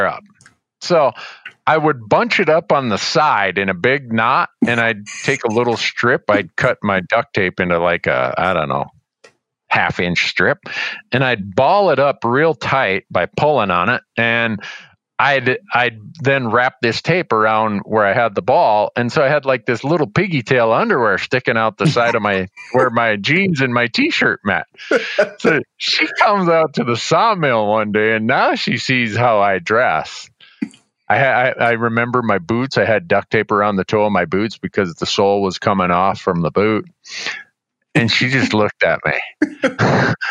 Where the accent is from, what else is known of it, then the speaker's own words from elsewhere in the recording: United States; also born or lived in northwestern Ontario; growing up on the Canadian border and spending a lot of time in Fort Francis, Sioux Narrows, and Kenora